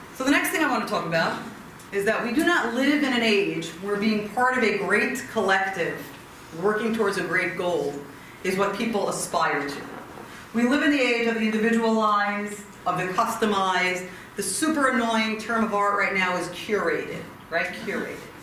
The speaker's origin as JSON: {"language": "English", "country": "United States", "said": "as an American, as an American Jewish community"}